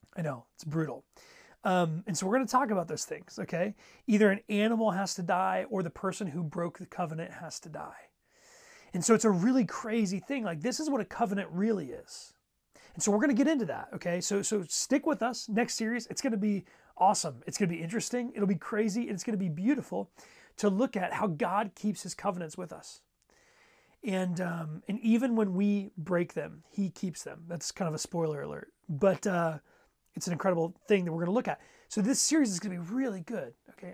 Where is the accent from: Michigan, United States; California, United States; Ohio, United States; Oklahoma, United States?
Ohio, United States; I grew up in Ohio